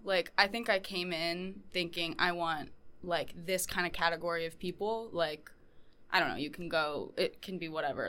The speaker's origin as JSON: {"language": "English", "town": "Portland", "region": "Maine", "country": "United States", "said": "I am from Portland, Maine"}